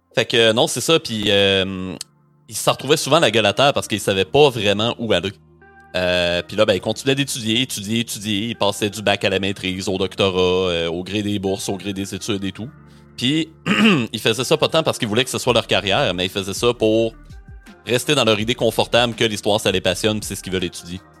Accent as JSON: {"language": "French", "town": "Rimouski", "region": "Quebec", "country": "Canada", "tie": "born or raised there", "said": "je suis originaire de Rimouski, euh, c'est ma ville natale, ma famille est encore là, mes amis d'enfance aussi"}